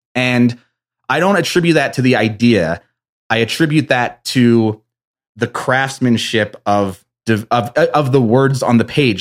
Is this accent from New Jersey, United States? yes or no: yes; East Coast, New Jersey, United States; I'm from the East Coast